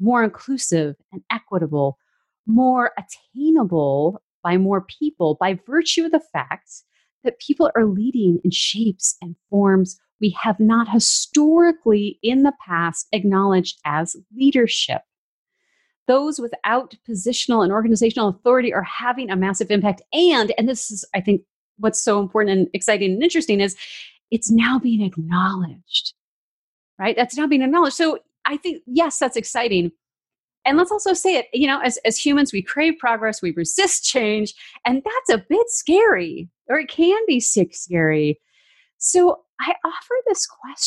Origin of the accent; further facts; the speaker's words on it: Vancouver, British Columbia, Canada; now in United States; my hometown of Vancouver, Canada